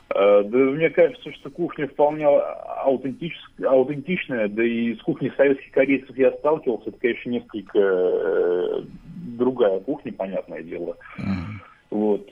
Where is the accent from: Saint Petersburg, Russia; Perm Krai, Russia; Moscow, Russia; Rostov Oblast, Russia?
Saint Petersburg, Russia; из Санкт-Петербурга, мне 23 года